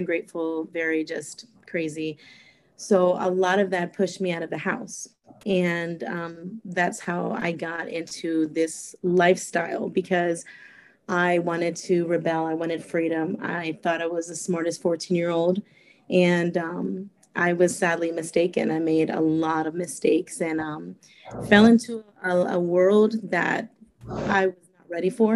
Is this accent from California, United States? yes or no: yes; California, United States; also born or lived in Costa Rica; now in Fort Myers, United States; but I was raised in California. When I was 5 years old, my mom and my dad moved to California